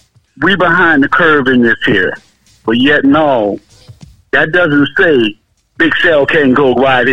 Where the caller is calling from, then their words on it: Powder Springs, Georgia, United States; Hey, this is …. I'm calling from Powder Springs, Georgia.